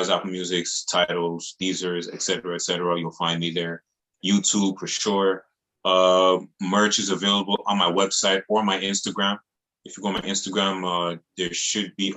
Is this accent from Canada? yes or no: yes; Montreal, Quebec, Canada; I'm born and raised in Montreal